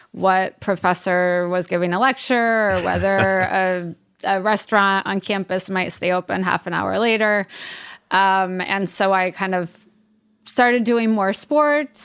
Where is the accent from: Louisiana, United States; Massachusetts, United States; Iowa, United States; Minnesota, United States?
Iowa, United States; Davenport; moved away; I'm from Davenport, Iowa, so Quad Cities, kind of middle of America, right on the Mississippi River.